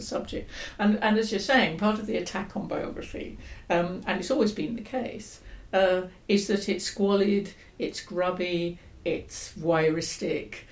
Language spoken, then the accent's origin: English; London, United Kingdom; now in Oxford, United Kingdom; I grew up in London in the 50s and 60s and went to London schools